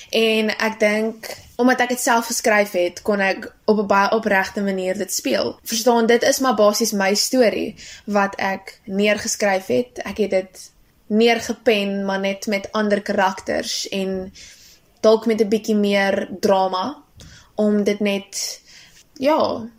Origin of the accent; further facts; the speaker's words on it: Bethlehem, Free State, South Africa; now in Durbanville, South Africa; ek kom van Durbanville. Eintlik oorspronklik kom ek van 'n klein dorpie met die naam Bethlehem in die Oos-Vrystaat.